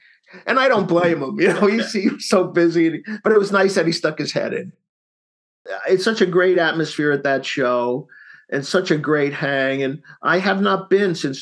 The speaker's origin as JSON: {"language": "English", "town": "Bellmore", "region": "New York", "country": "United States", "tie": "born or raised there", "said": "I grew up on Long Island, New York"}